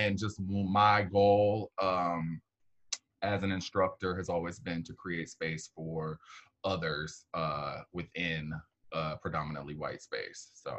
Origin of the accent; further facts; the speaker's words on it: St. Louis, Missouri, United States; now in Chicago, United States; I live in Chicago now. I'm born and raised in the Midwest. And I grew up in St. Louis, Missouri, which is right in the middle of the country, but also one of the most segregated cities in the country.